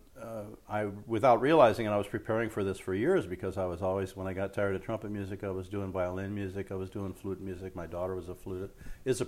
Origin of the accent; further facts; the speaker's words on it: Los Angeles, California, United States; also born or lived in Cleveland, Ohio; before I was even 1 year old, my folks moved out to L.A., so I'm a California boy.